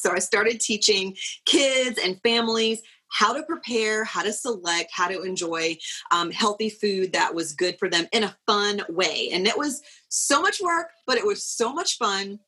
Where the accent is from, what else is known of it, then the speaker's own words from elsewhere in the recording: South Carolina, United States; moved away as an adult; also born or lived in Pooler, Georgia; we're both originally from South Carolina